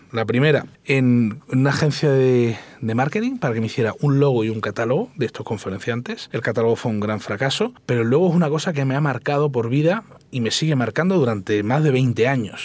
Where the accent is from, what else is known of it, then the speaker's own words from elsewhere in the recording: Cádiz, Andalusia, Spain; moved away as an adult; also born or lived in Madrid; yo me siento gaditano a los cuatro costados